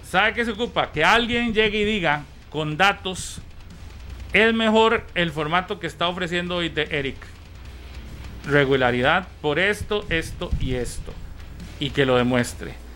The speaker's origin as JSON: {"language": "Spanish", "town": "San Ramón", "region": "Alajuela", "country": "Costa Rica", "tie": "born or raised there", "said": "San Ramón porque es el de mi tierra"}